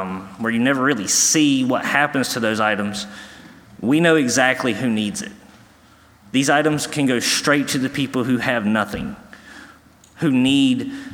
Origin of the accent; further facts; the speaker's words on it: New Bern, North Carolina, United States; moved away; I am from New Bern, North Carolina